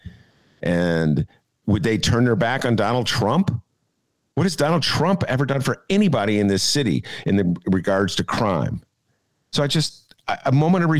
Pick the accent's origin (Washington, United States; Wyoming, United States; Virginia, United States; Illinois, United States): Illinois, United States; Evanston; now in Chicago, United States; growing up in Evanston